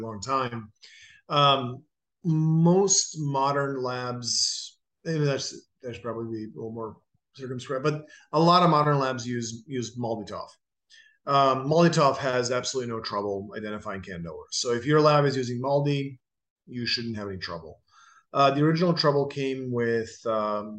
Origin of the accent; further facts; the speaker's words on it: Dubrovnik, Dubrovnik-Neretva County, Croatia; moved away; They film King's Landing in my hometown